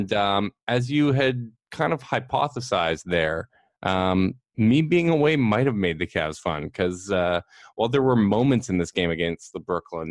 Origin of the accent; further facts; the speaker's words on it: Canada; we're Canadian